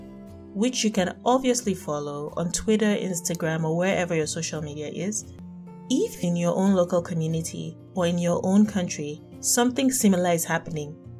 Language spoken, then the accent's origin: English; Nigeria; being Nigerian